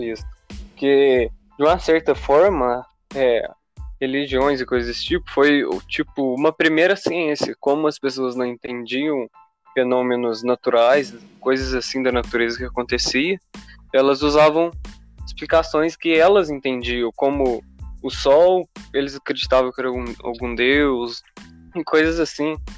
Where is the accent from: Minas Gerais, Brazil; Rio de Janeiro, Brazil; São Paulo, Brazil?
Minas Gerais, Brazil; tenho 18 anos. Sou aqui de Minas Gerais